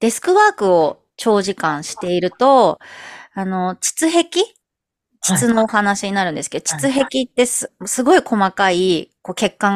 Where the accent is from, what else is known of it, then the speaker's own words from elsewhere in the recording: Toyama, Japan; 私のふるさと、富山もですね、